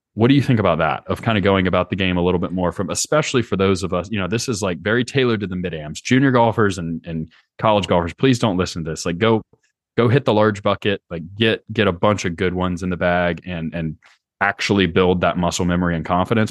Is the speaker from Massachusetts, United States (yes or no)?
no; Charlotte, North Carolina, United States; moved away as an adult; also born or lived in Lowcountry, South Carolina / Stanford, California; I grew up in Charlotte. Um, lived there my whole life up until college.